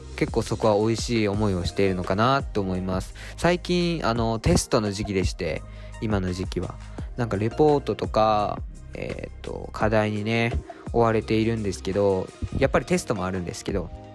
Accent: Japan; moved away as an adult; now in Tokyo, Japan; 僕が島からね上京してきて都内で大学生をやっている

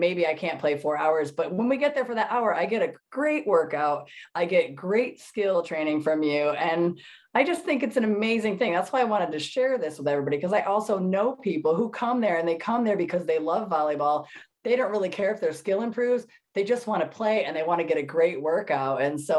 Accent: Connecticut, United States; now in California, United States; And then I moved to California from Connecticut and there was beach volleyball.

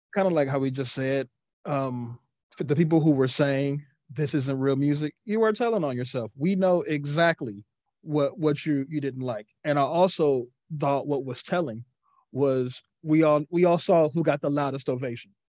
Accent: Cincinnati, Ohio, United States

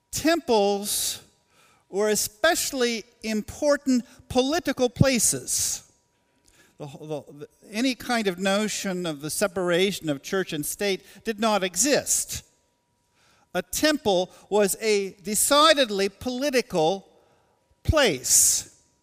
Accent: Portland, Oregon, United States; now in Goshen, United States; The place, uh, that I was born, Portland, Oregon, is meaningful to me.

